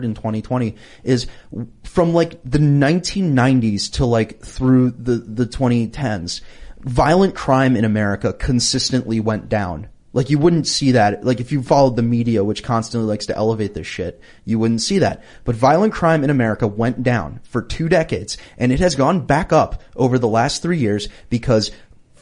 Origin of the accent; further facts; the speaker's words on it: Philadelphia, Pennsylvania, United States; I'm from Philadelphia